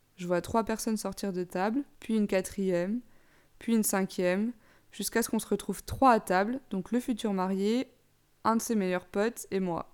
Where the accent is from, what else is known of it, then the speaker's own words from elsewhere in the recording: Besançon, Bourgogne-Franche-Comté, France; moved away as an adult; also born or lived in Dijon; now in Amsterdam, Netherlands; je suis de Besançon, mais j'ai fait mes études à Dijon